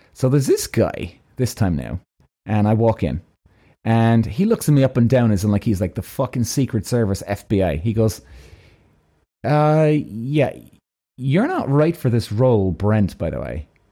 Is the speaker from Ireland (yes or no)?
yes; Ireland; I'm from Ireland